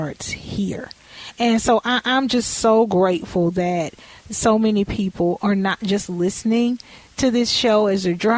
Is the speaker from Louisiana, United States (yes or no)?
yes; Louisiana, United States; I'm from Louisiana